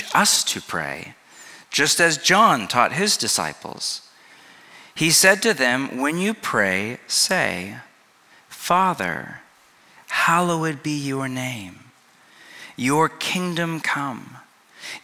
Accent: California, United States; also born or lived in Pacific Northwest; now in Los Angeles, United States; I grew up in California, but spent the last 20 years in exile in the beauty and green and gloom and rain and antidepressants of the Pacific Northwest.

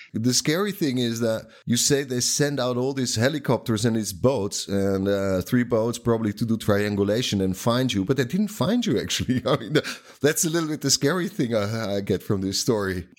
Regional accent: Netherlands; I can read Afrikaans because I'm from the from the Netherlands.

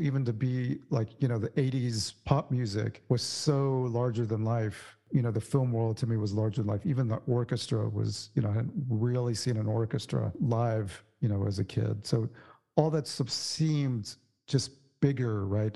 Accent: San Antonio, Texas, United States; I grew up in Texas, in San Antonio, actually

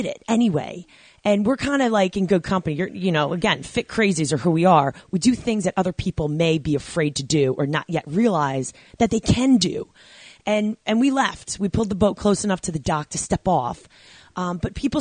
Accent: Babylon, New York, United States; you and I are Long Island bred. I grew up about 25 minutes away from you

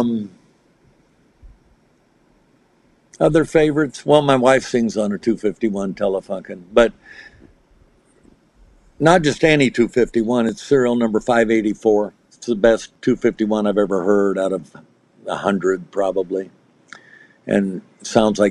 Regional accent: United States; I'm American

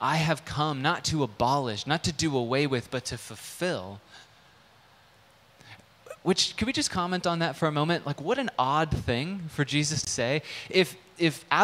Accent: United States; as an American living in 2022

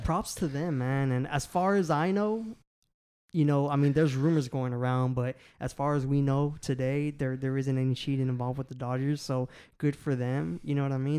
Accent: Houston, Texas, United States; I'm from Houston, Texas, born and raised

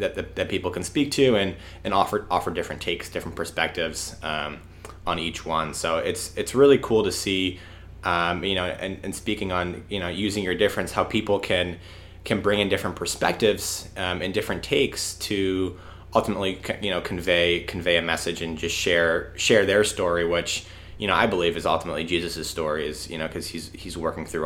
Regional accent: Massachusetts, United States; I'm from Massachusetts

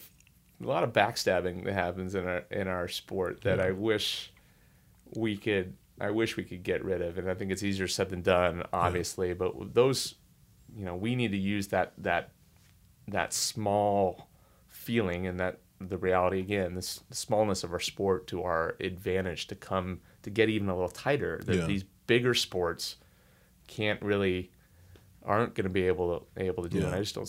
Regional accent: California, United States; when I was growing up in the Bay Area, like I love Bill Walsh, who was coaching the San Francisco 49ers.

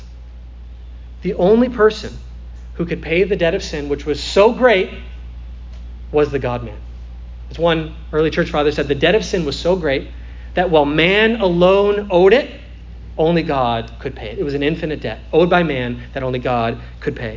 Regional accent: Midwest, United States; now in Florida, United States; I come from the Midwest

